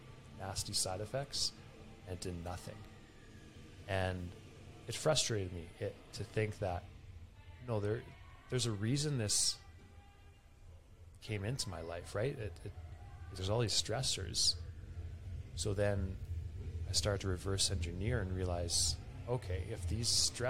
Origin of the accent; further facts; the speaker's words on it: Alberta, Canada; I'm from Alberta, Canada, we're right near Rocky Mountains